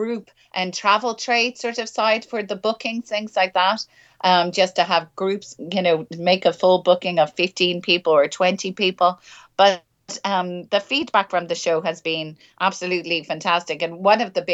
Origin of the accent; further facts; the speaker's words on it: Ireland; moved away as an adult; also born or lived in Edinburgh; now in Linlithgow, United Kingdom; growing up in Ireland